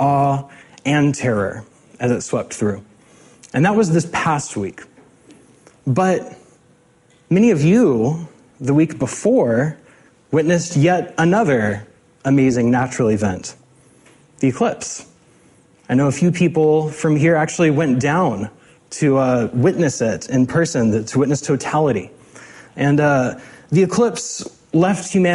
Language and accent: English; hometown hit by Hurricane Harvey, Texas, United States; now in Seattle area, United States; I watched with particular anxiety as Hurricane Harvey made landfall in my hometown.